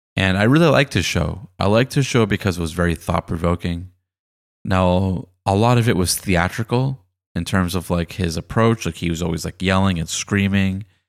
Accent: Boston, Massachusetts, United States; moved away as an adult; now in Los Angeles, United States; I was actually doing some student teaching in Boston, my hometown. It was a little bit before I moved to Los Angeles.

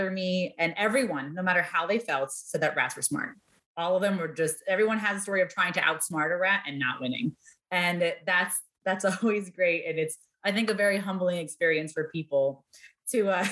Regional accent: New York City, New York, United States; also born or lived in Washington, D.C. / Boston; now in Chicago, United States; I grew up in New York City

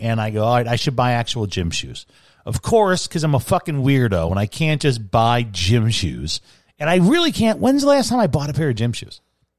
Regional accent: Chicago, Illinois, United States; And I grew up in Chicago, and I'm 44.

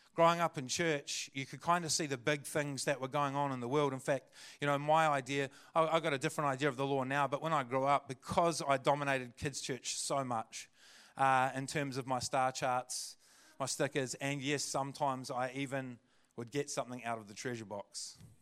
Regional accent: Christchurch, Canterbury, New Zealand; also born or lived in Kaiapoi, North Canterbury; I was born and raised in Aotearoa Christchurch

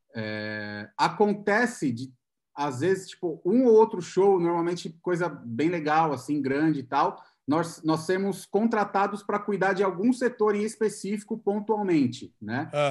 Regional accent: Santo André, São Paulo, Brazil; moved away as an adult; now in São Paulo, Brazil; Eu sou de Santo André. Na verdade, eu moro em São Paulo há três anos e pouco

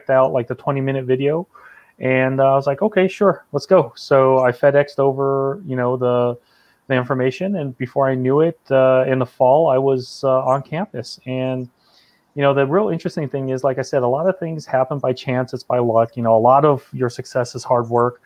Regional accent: California, United States; I'm originally from California

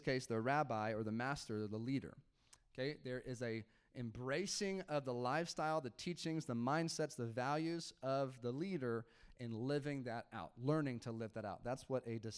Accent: United States; Okay, so I'm American. All right, I grew up in the American church.

